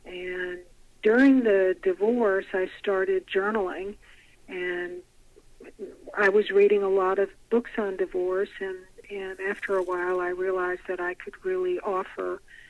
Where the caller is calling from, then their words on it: Nashville, Tennessee, United States; Nashville, Tennessee.